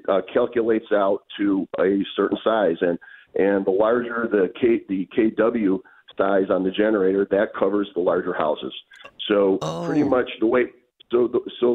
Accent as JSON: {"language": "English", "town": "Milwaukee", "region": "Wisconsin", "country": "United States", "tie": "born or raised there", "moved": "as an adult", "lives_now": "Pittsburgh, United States", "said": "I've lived in Pittsburgh for 35 years, but I was born and raised in Milwaukee"}